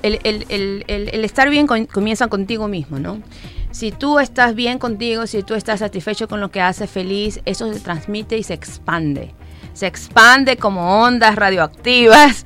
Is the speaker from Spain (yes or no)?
no; Manabí, Ecuador; now in Guayaquil, Ecuador